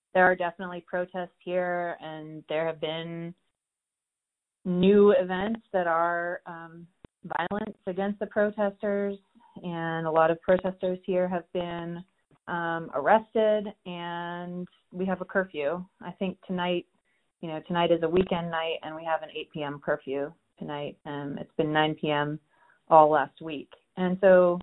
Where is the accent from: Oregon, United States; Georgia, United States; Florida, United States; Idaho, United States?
Georgia, United States; Clarkston; also born or lived in Decatur, Georgia / Atlanta, Georgia; I grew up, in Clarkston, Georgia, which is a small town just outside the perimeter here, as well as in Decatur, Georgia, which is just east of Atlanta.